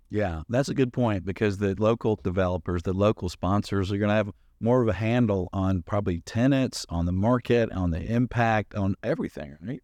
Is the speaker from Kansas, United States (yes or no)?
no; Atlanta, Georgia, United States; I grew up in Atlanta in the city